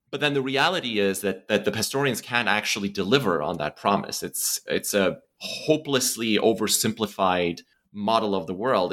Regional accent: Estonia; moved away; growing up in Estonia

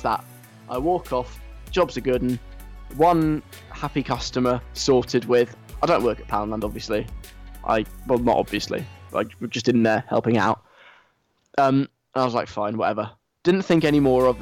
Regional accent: London, United Kingdom; now in Leeds, United Kingdom; I'm a Londoner. I'm not from Leeds by birth

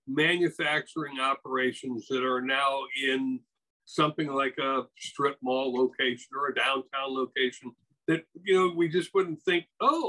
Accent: Wisconsin, United States; moved away; I grew up in Wisconsin

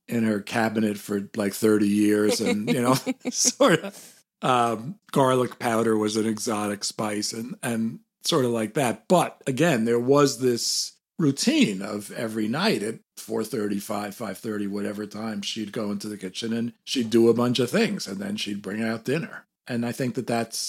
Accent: New York City, New York, United States; So, I mean, it was New York. I grew up in Manhattan.

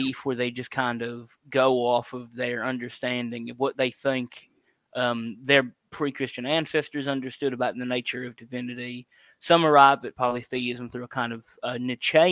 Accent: South Louisiana, United States; I'm from South Louisiana and I grew up in actually a Catholic household

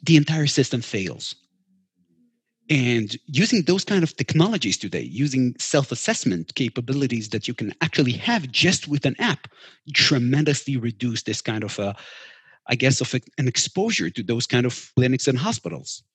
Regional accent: Israel; we're from Israel

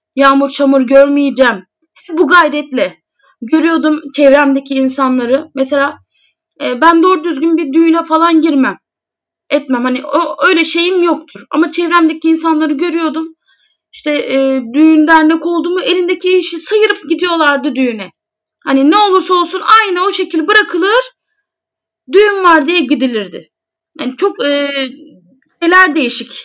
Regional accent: Foça, İzmir, Turkey; İzmir Foça doğumluyum

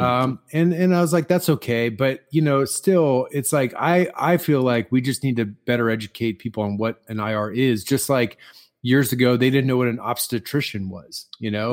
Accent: Midwest, United States; I'm from the Midwest

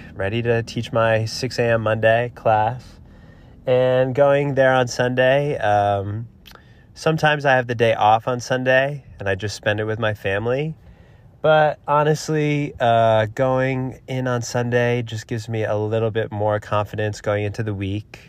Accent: New Jersey, United States; now in Boulder City, United States; I'm from New Jersey

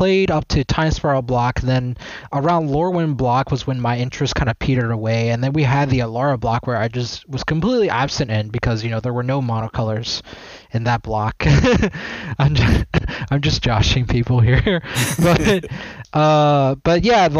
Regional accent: Maryland, United States; also born or lived in Washington, D.C. / Prince George's County, Maryland / Howard County, Maryland; I'm from the DMV area, so I was born in D.C. and I was raised mostly in Maryland

